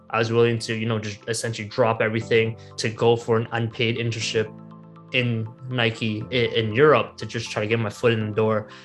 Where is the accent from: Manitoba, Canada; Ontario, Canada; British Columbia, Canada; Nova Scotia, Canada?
Ontario, Canada; Toronto; a job that was right here in my hometown